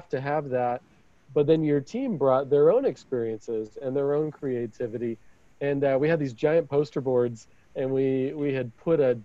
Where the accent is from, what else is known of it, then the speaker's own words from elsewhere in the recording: Idaho, United States; I'm from Idaho